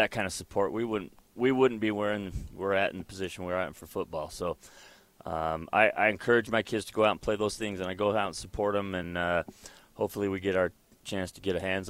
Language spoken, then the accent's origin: English; Moapa, Nevada, United States; I was born and raised out in Moapa, mm-hmm. graduated from Moapa, and I've come back and been the head coach there now 22 years.